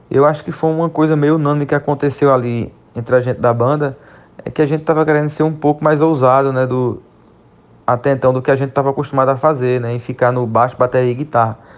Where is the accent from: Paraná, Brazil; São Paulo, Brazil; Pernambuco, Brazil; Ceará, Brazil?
Pernambuco, Brazil; born there; now in Alagoas, Brazil; Particularmente eu mesmo sou nasci em Pernambuco, mas faz cerca de quatro anos que moro em na região da Alagoas, no estado de Alagoas.